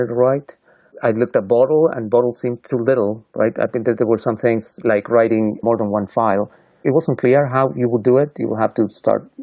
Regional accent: Argentina; moved away as an adult; now in Portland, United States; I'm from Argentina

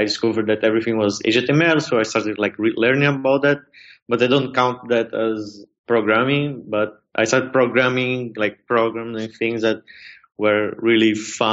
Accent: Brazil; moved away as an adult; now in Berlin, Germany; my parents didn't have money to pay for my university in Brazil. So yeah, I'm from Brazil.

